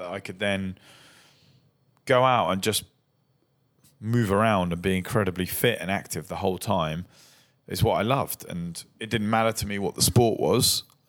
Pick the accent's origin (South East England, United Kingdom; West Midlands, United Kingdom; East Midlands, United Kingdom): South East England, United Kingdom; Brighton; born or raised there